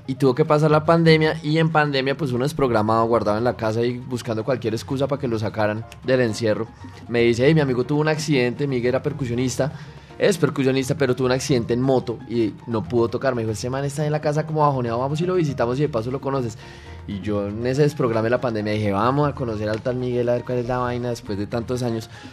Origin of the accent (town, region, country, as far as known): Colombia